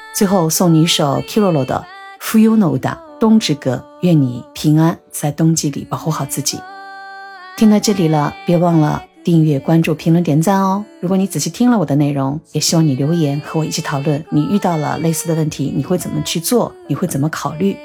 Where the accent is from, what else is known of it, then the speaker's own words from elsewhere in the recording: China; now in Shanghai, China; 我是中国人